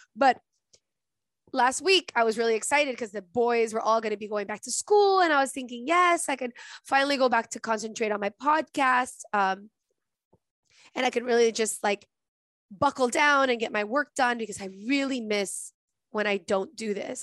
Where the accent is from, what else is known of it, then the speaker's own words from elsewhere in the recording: Venezuela; moved away; I'm from Venezuela, and in Venezuela, I have relatives